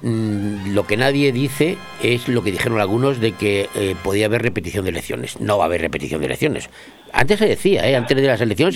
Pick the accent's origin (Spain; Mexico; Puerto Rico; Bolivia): Spain; Madrid, Community of Madrid; yo soy de Madrid